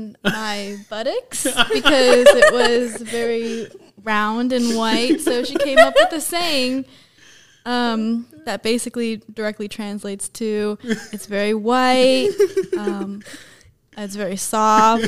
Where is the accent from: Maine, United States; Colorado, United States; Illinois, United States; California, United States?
California, United States; Bay Area; now in Chico, United States; originally from the Bay Area where I live with my mom. She's Chinese. So I grew up in like a biracial household